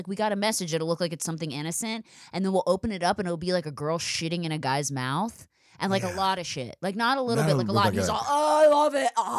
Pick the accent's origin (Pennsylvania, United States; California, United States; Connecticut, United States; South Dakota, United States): Pennsylvania, United States; Philadelphia; I'm from Philadelphia. Obviously, I'm insane, so you can tell.